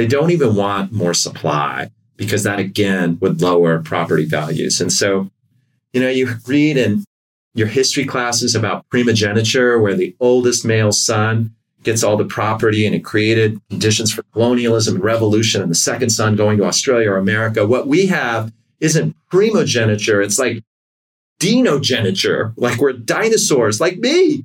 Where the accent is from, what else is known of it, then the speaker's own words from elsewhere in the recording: United States; as an American